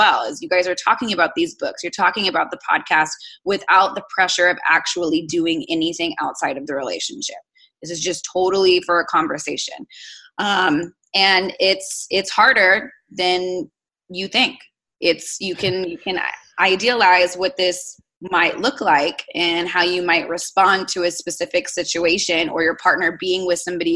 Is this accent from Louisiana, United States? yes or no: no; South Texas, United States; I'm born and raised in South Texas